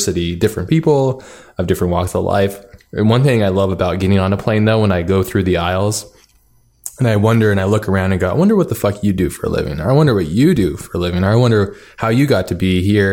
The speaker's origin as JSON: {"language": "English", "region": "Hawaii", "country": "United States", "tie": "born or raised there", "moved": "yes", "lives_now": "San Diego, United States", "said": "I grew up in Hawaii"}